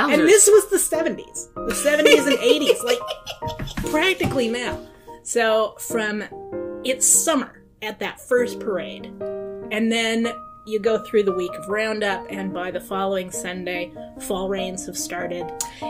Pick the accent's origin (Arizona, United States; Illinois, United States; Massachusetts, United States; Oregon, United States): Oregon, United States; Weston; also born or lived in Walla Walla, Washington; I was born in Walla Walla. When I was one, we moved to Weston, lived in the same house until I was about 35, 36.